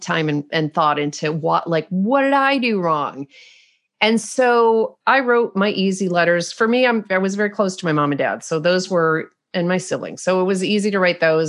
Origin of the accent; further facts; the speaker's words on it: United States; I'm American.